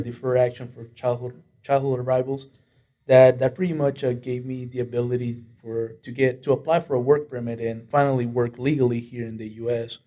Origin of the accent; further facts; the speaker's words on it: Monterrey, Nuevo León, Mexico; now in United States; My hometown is uh, Monterrey